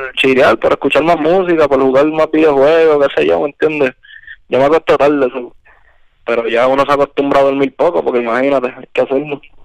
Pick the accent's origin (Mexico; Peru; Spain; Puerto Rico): Puerto Rico; que venimos de PR, que tenemos la visión de PR, y eso se refleja en nuestra música